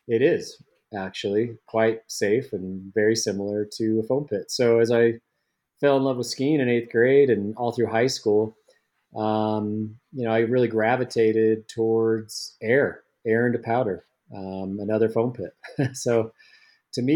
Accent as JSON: {"language": "English", "town": "Salt Lake City", "region": "Utah", "country": "United States", "tie": "born or raised there", "said": "growing up in Salt Lake City, Utah"}